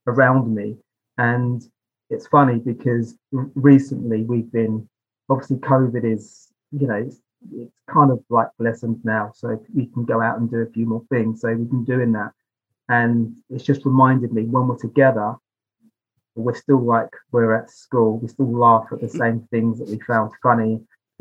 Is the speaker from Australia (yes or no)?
no; Basingstoke, South East England, United Kingdom; also born or lived in London; I was born in London, but I was raised just outside of London in a place called Basingstoke